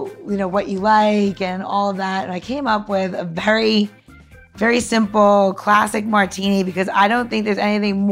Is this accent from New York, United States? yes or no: yes; Long Island, New York, United States; moved away; also born or lived in Washington, D.C.; I grew up in Long Island